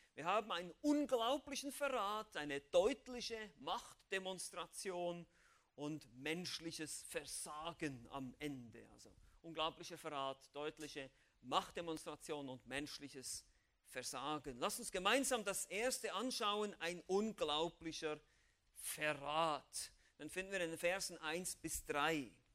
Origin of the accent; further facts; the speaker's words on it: Switzerland; ich als Schweizer